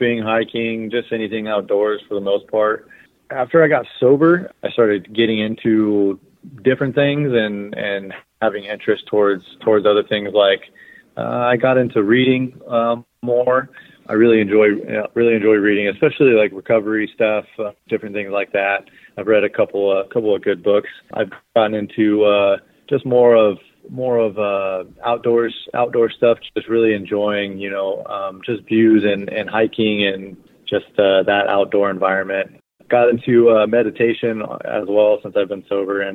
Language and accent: English; Bakersfield, California, United States; I'm from Bakersfield, California. I was born and raised here.